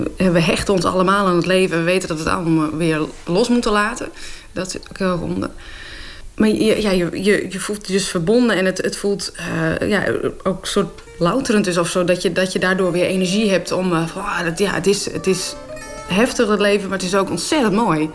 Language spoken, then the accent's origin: Dutch; Friesland, Netherlands; first language West Frisian; Dutch is a second language; het Fries kan halen, mijn moedertaal